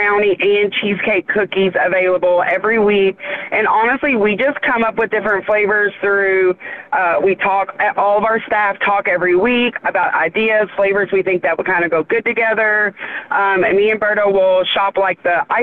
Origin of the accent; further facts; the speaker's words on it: Charlestown, United States; we're from Charlestown